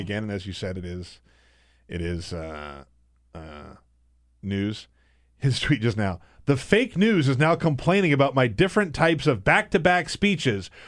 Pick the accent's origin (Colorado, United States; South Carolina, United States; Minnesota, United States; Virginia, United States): South Carolina, United States; moved away; I grew up in the South. I grew up in South Carolina.